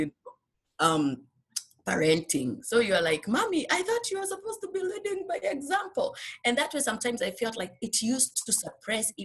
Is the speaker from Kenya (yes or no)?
yes; Kenya; moved away as an adult; now in United States; when we came from Kenya, it was only my husband and I. We didn't have children